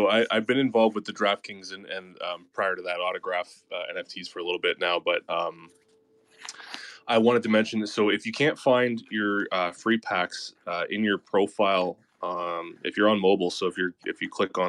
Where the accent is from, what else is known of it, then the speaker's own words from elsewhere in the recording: Canada; Yeah, I'll do both. So CFL is the Toronto Argonauts.